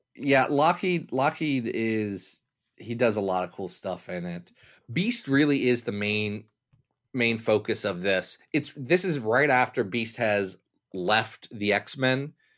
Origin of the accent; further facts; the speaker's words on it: United States; I'm American